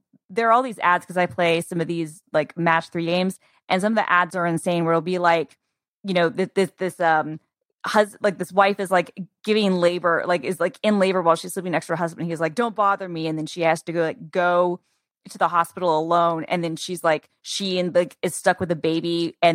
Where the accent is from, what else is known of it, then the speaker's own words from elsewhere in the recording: Atlanta, Georgia, United States; I grew up in Atlanta